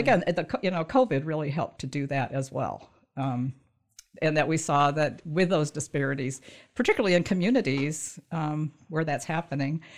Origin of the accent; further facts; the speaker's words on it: Michigan, United States; also born or lived in southern Indiana / northern Kentucky; so I grew up in Michigan